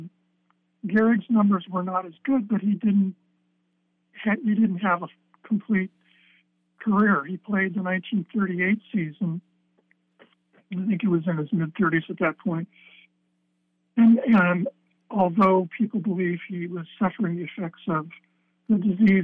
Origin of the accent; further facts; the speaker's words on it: Los Angeles, California, United States; moved away as an adult; also born or lived in Corvallis, Oregon; I grew up in Los Angeles, and I think by age 18, I was kind of ready to get into a different environment